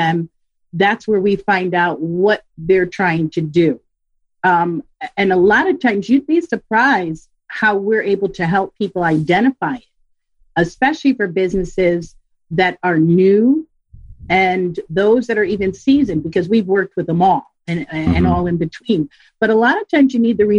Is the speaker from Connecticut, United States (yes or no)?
yes; Connecticut, United States; also born or lived in Pocono Mountains, Pennsylvania; now in Pennsylvania, United States; I am from Connecticut, but I am based in Pennsylvania right now in the Pocono Mountain area